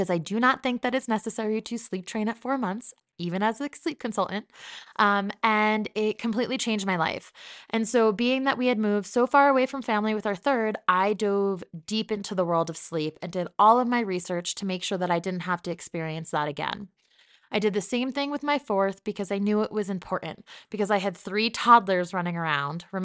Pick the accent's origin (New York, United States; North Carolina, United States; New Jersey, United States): New Jersey, United States; But for the most part, this is what I sound like, and people get very confused when I say that I'm from New Jersey.